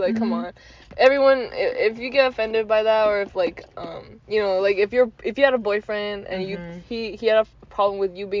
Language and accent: English; Rhode Island, United States; I'm from Rhode Island.